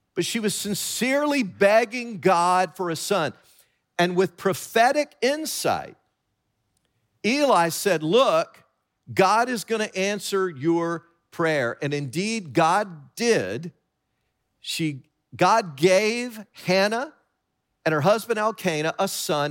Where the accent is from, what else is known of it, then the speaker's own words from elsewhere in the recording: Tennessee, United States; growing up in Tennessee